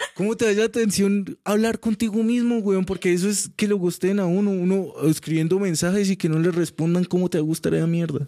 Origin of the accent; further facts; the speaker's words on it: Cúcuta, Norte de Santander, Colombia; soy de Cúcuta